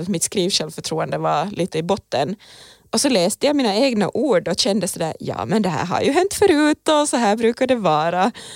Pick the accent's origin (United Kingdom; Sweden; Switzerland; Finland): Finland; för mig som är finlandssvensk